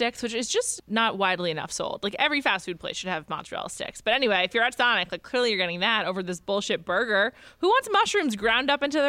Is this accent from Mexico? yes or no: no; New York City, New York, United States; I'm from New York City where they really excel at takeout and delivery.